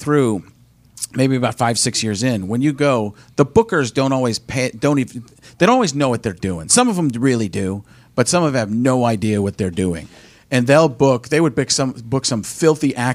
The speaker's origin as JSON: {"language": "English", "region": "Midwest", "country": "United States", "said": "I'm from the Midwest"}